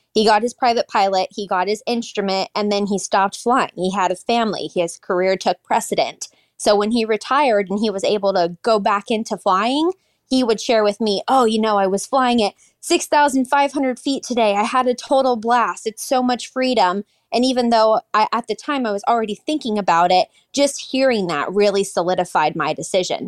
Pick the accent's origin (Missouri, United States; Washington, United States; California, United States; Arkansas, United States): Washington, United States; Seattle; now in Texas, United States; That is where I'm at today, but I'm originally from Seattle, Washington.